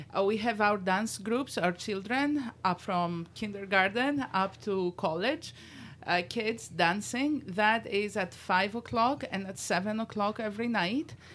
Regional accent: Greece; moved away as an adult; now in Rochester, United States; I was born in Greece

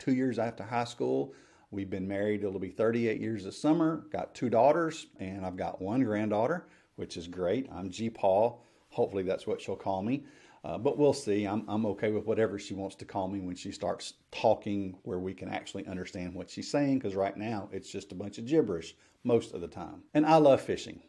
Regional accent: Memphis, Tennessee, United States; I grew up in the Memphis area

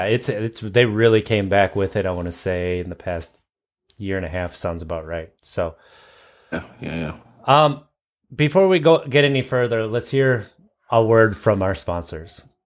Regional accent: Wisconsin, United States; accent: Wisconsin vernacular

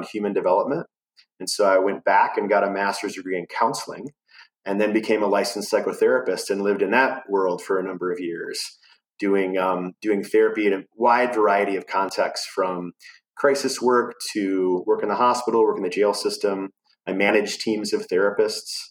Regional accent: United States; moved away as an adult; now in Asheville, United States; I grew up kind of near Chicago, in between Milwaukee and Chicago

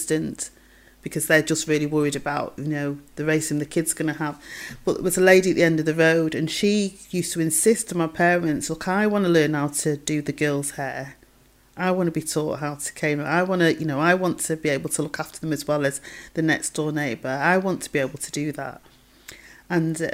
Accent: Manchester, North West England, United Kingdom; also born or lived in Stretford; I grew up in Longsight

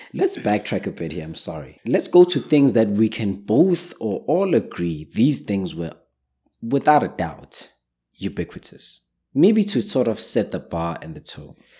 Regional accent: South Africa; in South Africa, we're not too strong on the charts

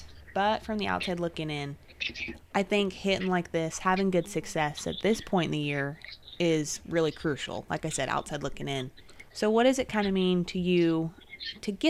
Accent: Salinas, California, United States; now in Midwest, United States; I live in the Midwest, but I'm from Salinas

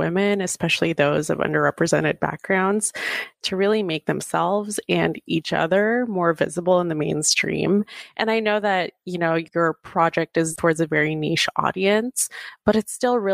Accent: Bellevue, Washington, United States; also born or lived in Philippines; what I grew up with in Bellevue, Washington

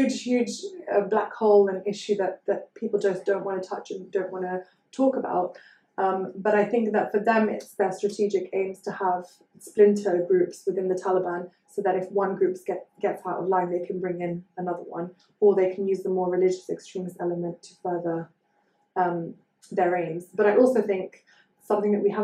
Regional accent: United Kingdom; also born or lived in Afghanistan; I'm British

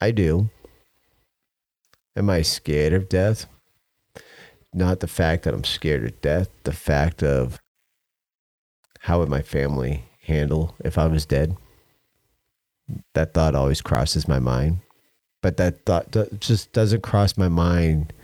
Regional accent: United States; as American

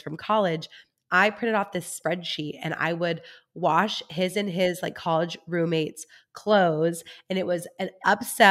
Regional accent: Central Coast, California, United States; right here in my hometown area

